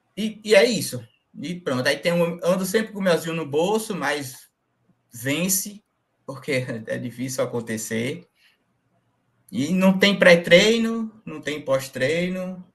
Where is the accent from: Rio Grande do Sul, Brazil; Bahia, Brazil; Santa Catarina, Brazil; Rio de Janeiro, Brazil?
Bahia, Brazil; Jacobina; eu sou da Bahia, Jacobina Bahia, no início aqui da Chapada Diamantina